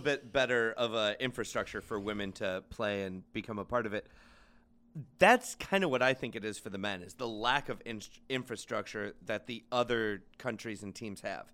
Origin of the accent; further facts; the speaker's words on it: United States; as an American